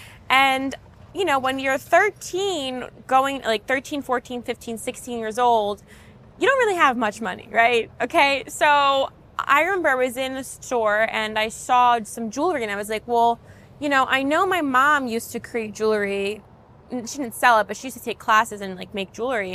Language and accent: English; New York City, New York, United States; born and raised in New York City